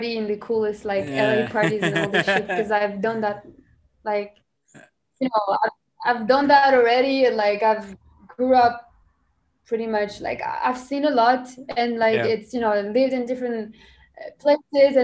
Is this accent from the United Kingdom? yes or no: no; Morocco; first language French; English is a second language; now in United States; I'm Moroccan. I grew up here, but I spoke so like pretty much French my whole life